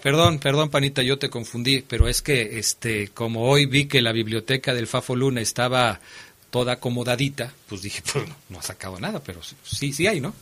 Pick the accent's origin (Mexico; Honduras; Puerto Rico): Mexico; nosotros como el mexicano